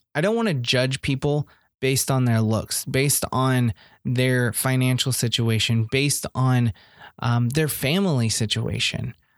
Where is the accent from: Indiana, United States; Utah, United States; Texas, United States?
Indiana, United States; I'm just a hick from Indiana